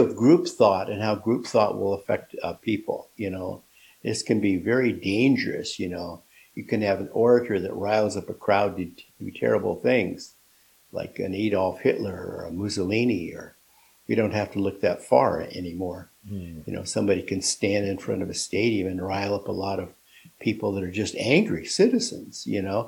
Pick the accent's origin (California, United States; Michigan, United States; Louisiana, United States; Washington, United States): Washington, United States; Seattle; I'm from Seattle